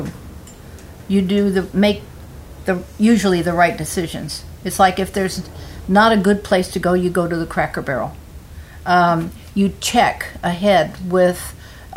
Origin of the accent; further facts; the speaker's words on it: Santa Cruz, California, United States; I was raised here in the Redwoods since day one